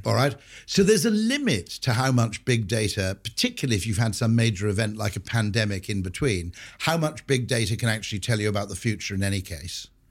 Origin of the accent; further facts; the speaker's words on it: Wales, United Kingdom; growing up in Wales is a bit of a bonus